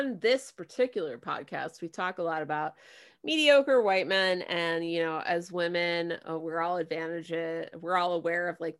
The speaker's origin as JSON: {"language": "English", "area": "near Ellwood City", "region": "Pennsylvania", "country": "United States", "tie": "born or raised there", "said": "I grew up near Elwood City."}